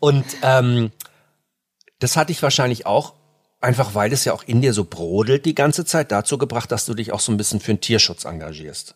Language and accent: German; near Frankfurt, Hesse, Germany; now in Munich, Germany; ich bin ja auch auf dem Land groß geworden, in der Nähe von Frankfurt